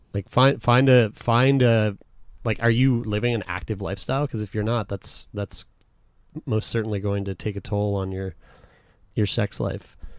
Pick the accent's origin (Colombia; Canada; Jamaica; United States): Canada; we're from Canada.